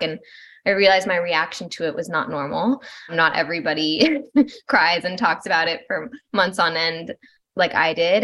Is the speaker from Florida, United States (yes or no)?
no; Malibu, California, United States; moved away as an adult; now in Asheville, United States; originally, I'm from Malibu, California. And now I'm living in North Carolina, right outside of Asheville.